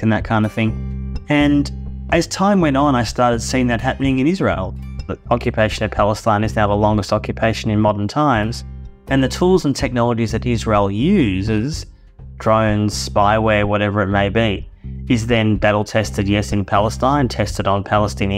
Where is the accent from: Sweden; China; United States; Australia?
Australia; I grew up in Australia in the 1970s